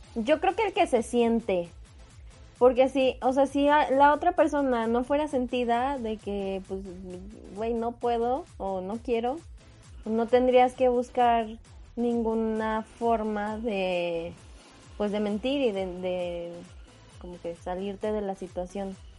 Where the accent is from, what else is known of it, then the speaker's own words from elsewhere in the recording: Mexico; los mexicanos